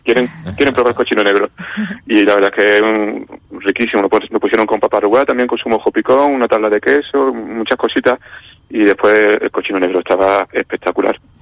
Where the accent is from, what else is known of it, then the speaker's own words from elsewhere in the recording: Málaga, Andalusia, Spain; now in Valladolid, Spain; yo ahora vivo en Valladolid, pero soy malagueño